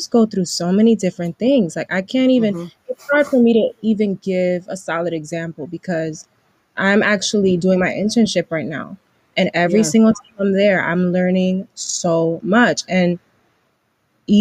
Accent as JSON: {"language": "English", "town": "New York City", "region": "New York", "country": "United States", "tie": "born or raised there", "said": "growing up in New York City and me just growing up in the, you know, in the public school system"}